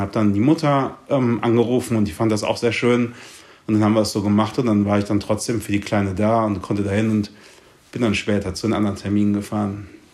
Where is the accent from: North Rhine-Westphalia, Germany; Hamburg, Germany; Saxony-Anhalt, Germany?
North Rhine-Westphalia, Germany; Cologne; ich komme ja aus Köln